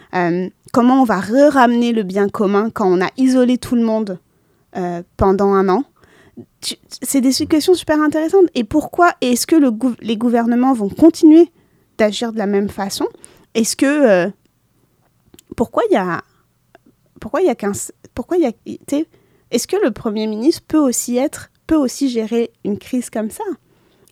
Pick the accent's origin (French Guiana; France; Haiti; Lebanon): Lebanon; moved away; je suis libanaise